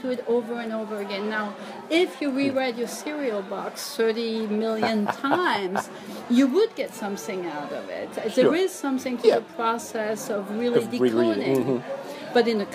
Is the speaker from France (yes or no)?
yes; France; moved away; I grew up reading comics in France